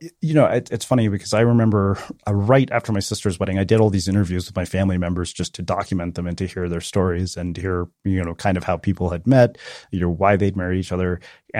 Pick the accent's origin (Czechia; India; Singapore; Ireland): India; South India; And so my sister, so we're South Indian and my brother-in-law is Bengali.